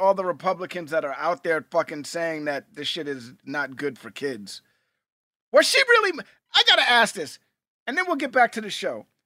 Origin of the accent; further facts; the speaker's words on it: New York City, New York, United States; We grew up in Hell's Kitchen, New York, and that's a big hockey, uh, part of Manhattan.